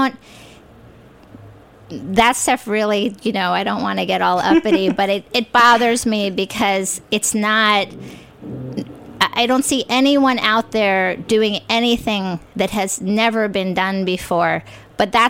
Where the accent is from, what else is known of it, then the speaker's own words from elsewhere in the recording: New York, United States; also born or lived in California; I grew up in New York